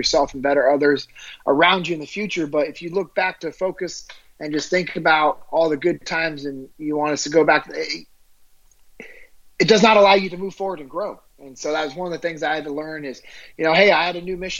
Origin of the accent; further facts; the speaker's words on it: Sacramento, California, United States; I'm originally from Sacramento, California.